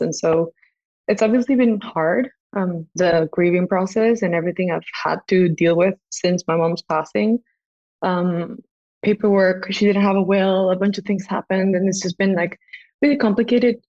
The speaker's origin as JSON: {"language": "English", "country": "Costa Rica", "also_born_or_lived": "England", "moved": "as an adult", "said": "we live in Costa Rica. So, and I'm from Costa Rica"}